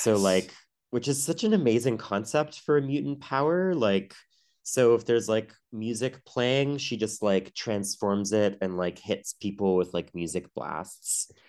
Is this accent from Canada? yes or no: yes; Ottawa, Ontario, Canada; I grew up in Ottawa, the nation's capital